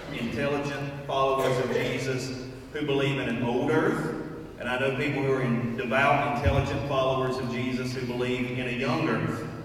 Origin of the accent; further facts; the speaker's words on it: United States; as American Christians